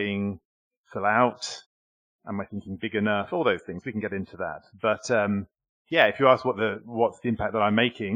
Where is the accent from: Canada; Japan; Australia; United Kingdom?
United Kingdom; moved away as an adult; now in Paris, France; I'm also British, which might explain my accent today.